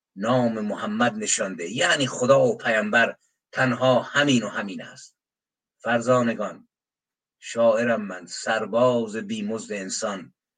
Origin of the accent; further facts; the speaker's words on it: Iran; به عنوان یک ایرانی